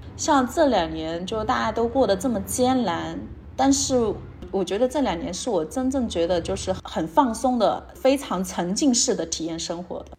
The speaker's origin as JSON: {"language": "Chinese", "town": "Chengdu", "region": "Sichuan", "country": "China", "also_born_or_lived": "Shenzhen", "moved": "as an adult", "said": "我来自成都，然后之前在深圳工作了六年"}